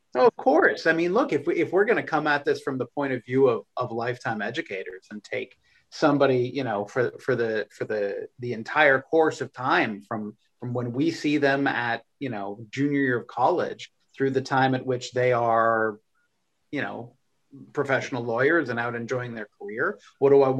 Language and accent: English; suburbs of Boston, Massachusetts, United States; my hometown